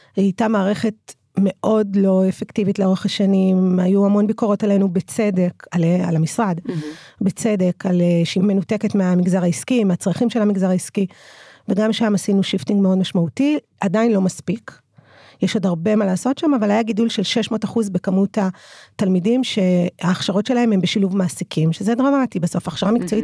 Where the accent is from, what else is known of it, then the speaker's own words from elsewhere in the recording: Ramla, Central District, Israel; אני נולדתי וגדלתי ברמלה